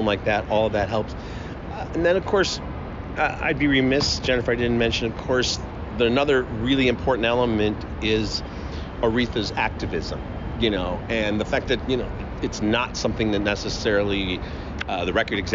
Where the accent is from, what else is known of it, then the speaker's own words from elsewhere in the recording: Chicago South Suburbs, Illinois, United States; I'm from the South Suburbs